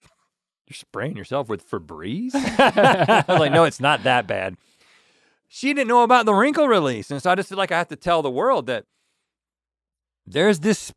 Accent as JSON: {"language": "English", "region": "Colorado", "country": "United States", "said": "I'm from Colorado."}